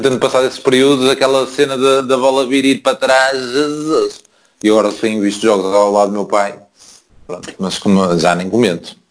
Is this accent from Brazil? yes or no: no; Porto, Norte, Portugal; moved away as an adult; now in Braga, Portugal; a minha cidade é o Porto, caralho, sou do Lapa